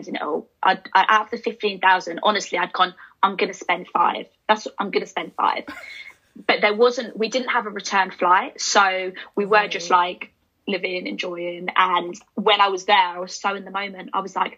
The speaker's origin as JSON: {"language": "English", "country": "United Kingdom", "tie": "born or raised there", "moved": "as an adult", "lives_now": "London, United Kingdom", "said": "my hometown is quite close to London"}